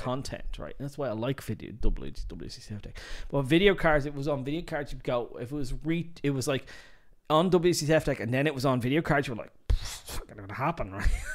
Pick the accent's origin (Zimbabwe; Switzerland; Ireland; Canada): Ireland; I'm Irish